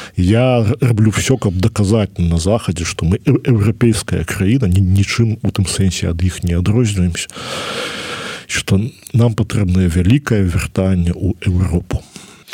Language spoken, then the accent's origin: Belarusian; Belarus; я беларус